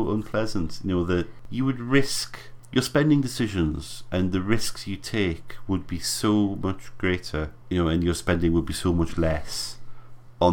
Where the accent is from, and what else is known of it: United Kingdom